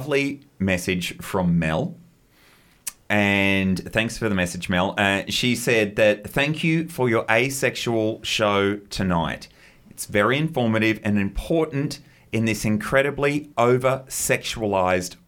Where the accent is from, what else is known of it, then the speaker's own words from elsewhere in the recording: Queensland, Australia; as a Queenslander